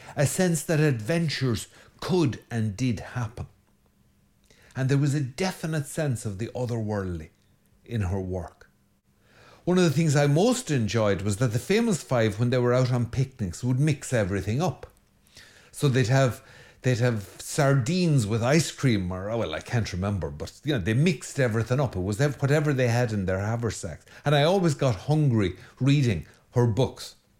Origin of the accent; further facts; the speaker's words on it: Ireland; every good Irish boy, I grew up on an unrestrained diet of Enid Blyton